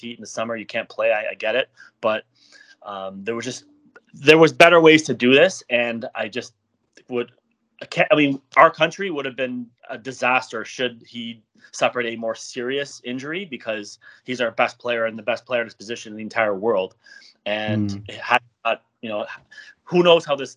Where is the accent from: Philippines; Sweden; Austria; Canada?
Canada; I'm from Canada